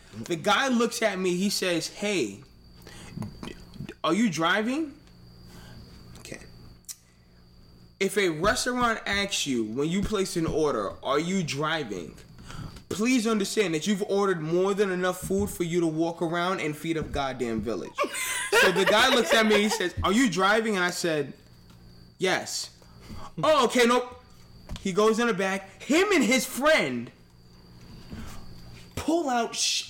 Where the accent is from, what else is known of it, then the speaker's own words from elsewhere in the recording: New York, United States; now in Connecticut, United States; When I came from New York and I went to Connecticut, I was like, oh, I'm in Connecticut.